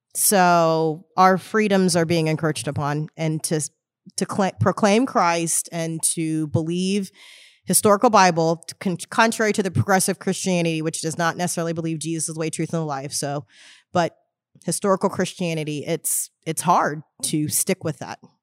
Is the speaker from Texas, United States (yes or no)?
yes; Houston, Texas, United States; I grew up in Houston, Texas.